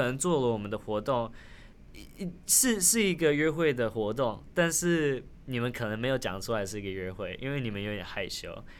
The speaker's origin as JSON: {"language": "Chinese", "country": "Taiwan", "tie": "born or raised there", "also_born_or_lived": "United States", "first_language": "Taiwanese Hokkien", "second_language": "Chinese", "moved": "yes", "said": "因为我小时候在台湾长大的"}